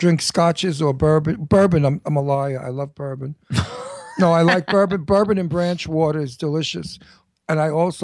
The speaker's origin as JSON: {"language": "English", "region": "New York", "country": "United States", "accent": "heavy New York", "said": "I have a very heavy New York accent, which I keep."}